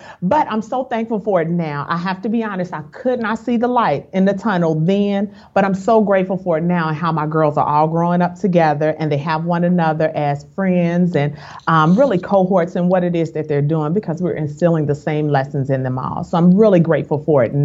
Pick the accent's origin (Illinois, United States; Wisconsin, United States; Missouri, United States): Illinois, United States; Chicago; moved away as an adult; now in Dallas, United States; I'm originally from Chicago, a Chi-Town girl, but we moved here in 2010.